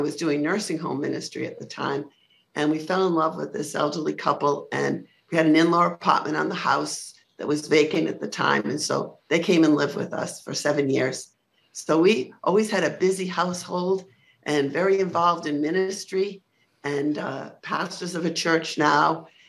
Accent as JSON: {"language": "English", "region": "Rhode Island", "country": "United States", "lives_now": "Palm Coast, United States", "said": "No, Rhode Island. Yeah. And a lot of people think that I sound like I'm from the Bronx."}